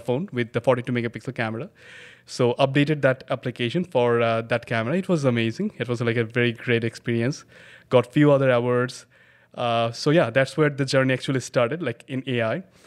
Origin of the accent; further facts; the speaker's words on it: Dhaka, Dhaka Division, Bangladesh; I was born and raised in Bangladesh, Dhaka, Bangladesh